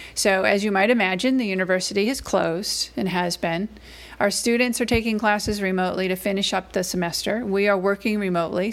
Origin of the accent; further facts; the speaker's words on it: Massachusetts, United States; now in Athens, Georgia, United States; I live in Athens, Georgia, but I'm originally from Massachusetts, um, so I'm a northern transplant. So I'm a New Englander at heart